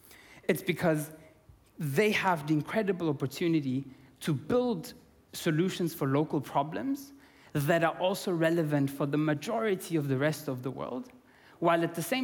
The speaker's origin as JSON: {"language": "English", "country": "Austria", "second_language": "English", "moved": "yes", "lives_now": "South Africa", "said": "Originally, I'm from Austria. I'm half Austrian, half Italian. And now I live in South Africa full time."}